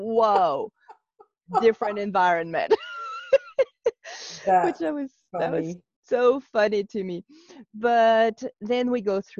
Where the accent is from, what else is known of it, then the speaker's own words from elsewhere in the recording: France; now in United States; I'm from France, I live in the US